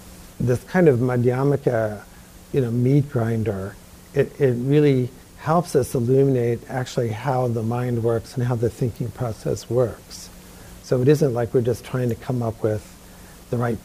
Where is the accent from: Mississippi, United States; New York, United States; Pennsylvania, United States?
New York, United States; Growing up in New York.